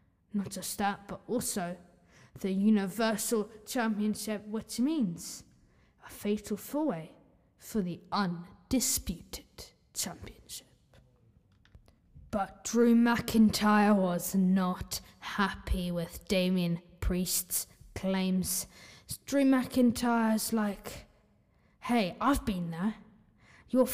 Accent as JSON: {"language": "English", "country": "Ireland", "said": "I'm Irish"}